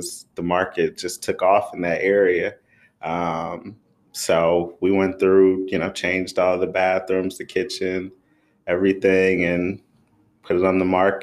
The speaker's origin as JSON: {"language": "English", "town": "Detroit", "region": "Michigan", "country": "United States", "tie": "born or raised there", "also_born_or_lived": "Waco, Texas", "said": "born and raised in Detroit, Michigan"}